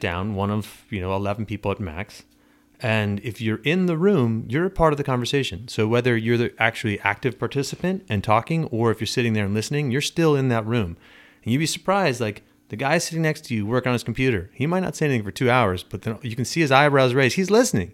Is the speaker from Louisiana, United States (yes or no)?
no; Long Island, New York, United States; moved away as an adult; also born or lived in Arizona / Pennsylvania / California; now in South Shore; I grew up on Long Island, went to school in Arizona, lived in Pennsylvania, lived in California for ten years